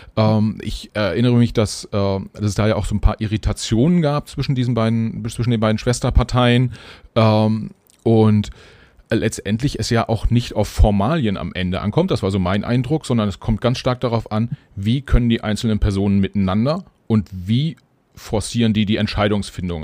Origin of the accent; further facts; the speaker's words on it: Germany; wir als Deutsche